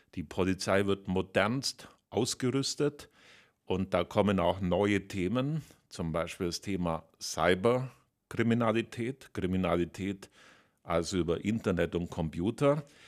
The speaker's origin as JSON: {"language": "German", "region": "Bavaria", "country": "Germany", "said": "für meine Heimat natürlich in Berlin im Kabinett"}